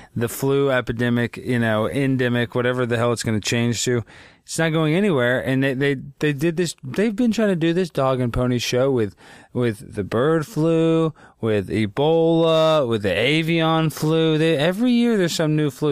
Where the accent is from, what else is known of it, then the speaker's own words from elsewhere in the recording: Texas, United States; I didn't have a lot of Jewish friends too growing up in Texas